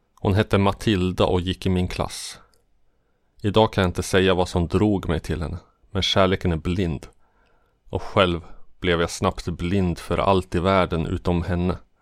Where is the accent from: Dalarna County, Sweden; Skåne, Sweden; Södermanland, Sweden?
Södermanland, Sweden; Katrineholm; also born or lived in Jordbro, Stockholm / Stockholm; vi flyttade från Jordbro till en liten by en och en halv mil utanför Katrineholm